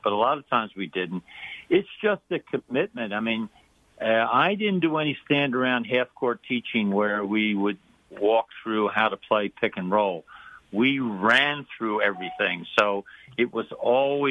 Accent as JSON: {"language": "English", "town": "Philadelphia", "region": "Pennsylvania", "country": "United States", "tie": "born or raised there", "moved": "yes", "said": "I grew up in Philadelphia"}